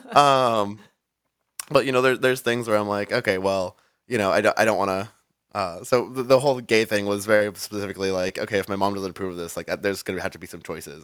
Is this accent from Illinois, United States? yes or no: no; Rialto, California, United States; now in San Diego, United States; I grew up in, um, San Bernardino County, like, so a little city called Rialto.